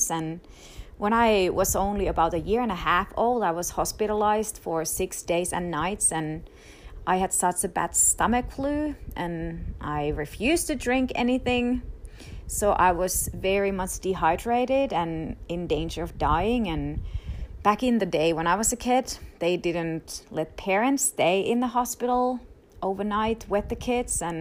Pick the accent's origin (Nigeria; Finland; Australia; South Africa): Finland; now in United States; i i already had not been able to visit in my home country in finland for the past three years because of my extended immigration process